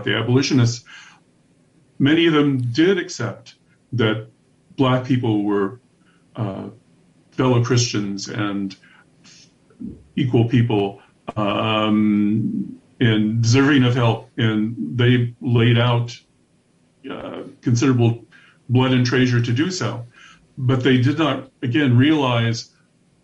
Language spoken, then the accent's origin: English; Iowa, United States; my home state, which was a northern union state